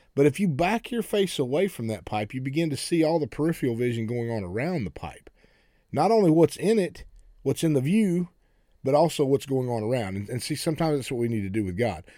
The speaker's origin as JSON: {"language": "English", "region": "Oklahoma", "country": "United States", "tie": "born or raised there", "said": "I grew up in Oklahoma"}